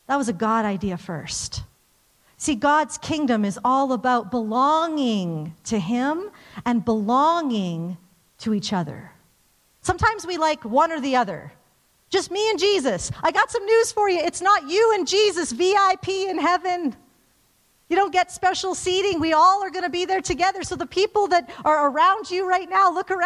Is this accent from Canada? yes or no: yes; Calgary, Alberta, Canada; I grew up in Calgary, like, just very, you know, suburbia, church